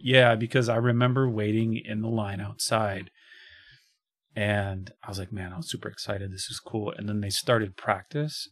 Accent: Chicago, Illinois, United States; I'm a kid from Chicago

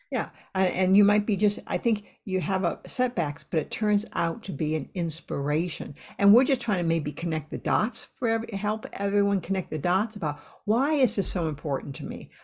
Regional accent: United States; I'm, I'm from the States

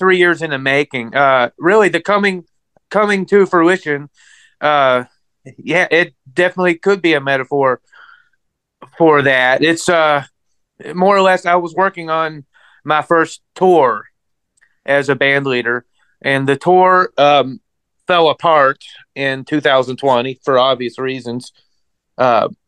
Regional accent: Louisville, Kentucky, United States; now in Dallas, United States; I was born and raised in Louisville, Kentucky

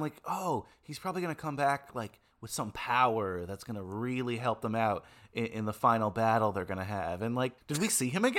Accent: New Jersey, United States; I grew up in New Jersey.

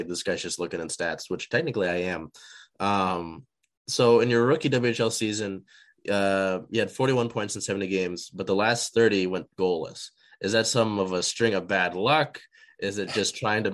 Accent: Seattle, Washington, United States; I'm from Seattle, so if I'm saying it sounds a little bit different to me

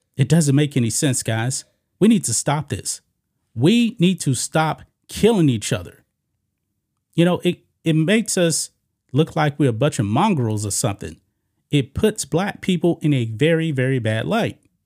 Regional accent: Beaumont, Texas, United States; I grew up in Beaumont, Beaumont, Texas, which is not far from Galveston

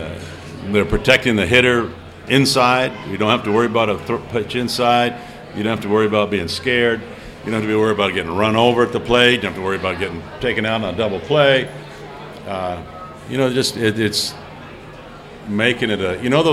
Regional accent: New Hampshire, United States; You know, growing up in New Hampshire, a Triple Crown winner and all

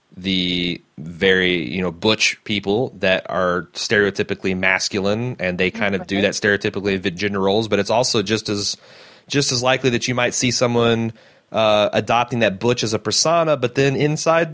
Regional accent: Midwest, United States; growing up in the Midwest in a very fundamentally religious background

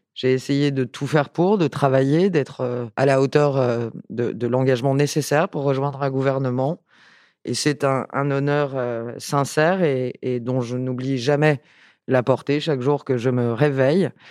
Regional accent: Paris, Île-de-France, France; also born or lived in Basque Country; une femme qui vient de Paris, je suis née à Paris, j'ai été élue euh, à Paris

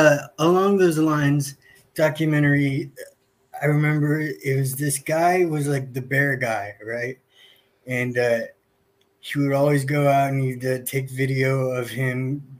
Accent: Southern California, United States; And I grew up a kid in Southern California.

